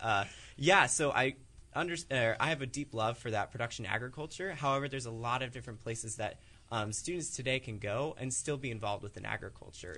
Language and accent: English; Goose Lake and Clinton area, Eastern Iowa, United States; I'm originally from Eastern Iowa, so around the Goose Lake and Clinton area